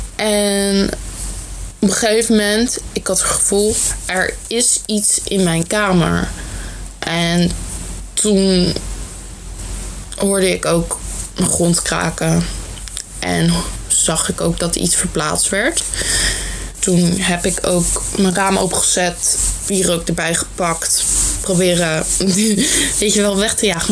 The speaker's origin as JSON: {"language": "Dutch", "country": "Netherlands", "said": "Ik ben niet Vlaams, maar Nederlands. Dus alvast sorry voor mijn accent."}